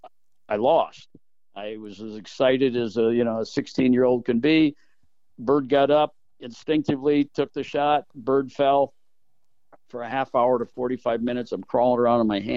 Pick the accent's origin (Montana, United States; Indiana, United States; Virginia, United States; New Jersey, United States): Indiana, United States; South Bend; born and raised in South Bend, Indiana.